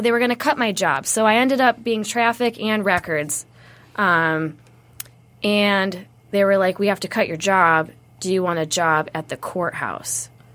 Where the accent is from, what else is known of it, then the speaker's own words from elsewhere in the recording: Wayne, Michigan, United States; moved away as an adult; now in Arizona, United States; I was born in Wayne at Annapolis Hospital